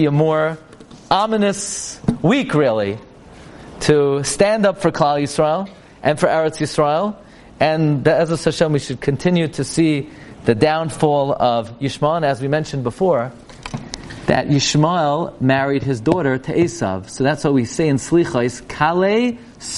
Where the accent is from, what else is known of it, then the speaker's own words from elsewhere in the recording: United States; I'm an American